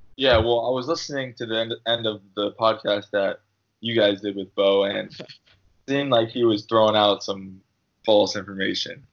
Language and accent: English; New Jersey, United States; also born or lived in Long Island, New York; I lived there till I was about seven, and then my family moved to New Jersey because uh, my dad uh, was a priest